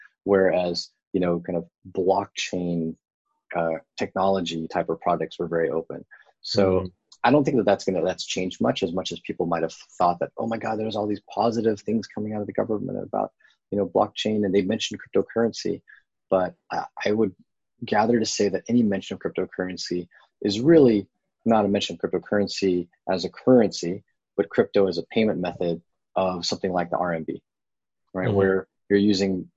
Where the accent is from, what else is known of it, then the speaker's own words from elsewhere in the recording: Bay Area, California, United States; now in San Diego, United States; I grew up in the Bay Area, and I love living here in San Diego